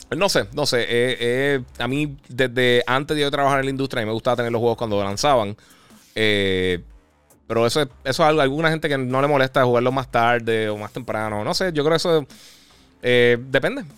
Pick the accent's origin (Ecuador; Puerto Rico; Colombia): Puerto Rico; yo soy de Puerto Rico